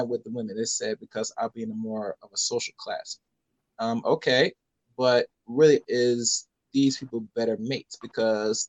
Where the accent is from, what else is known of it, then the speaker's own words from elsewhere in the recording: United States; I'm born here in the United States of America